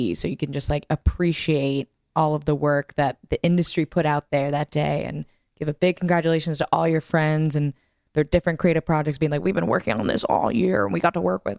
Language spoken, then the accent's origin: English; New York, United States; So to lift both the mask and the vax mandate to me is, as a New Yorker, pretty frustrating.